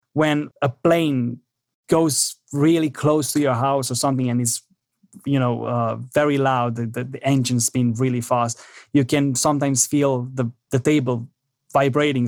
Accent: Romania; moved away; I'm originally from Romania

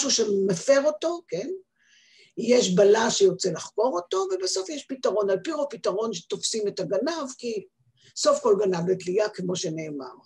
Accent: Haifa, Haifa District, Israel; now in Beersheba, Israel; בכל מקרה, אני באתי מחיפה.

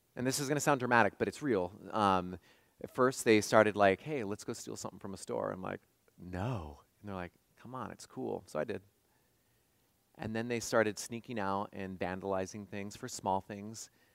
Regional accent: West Coast, United States; moved away; I grew up on the West Coast

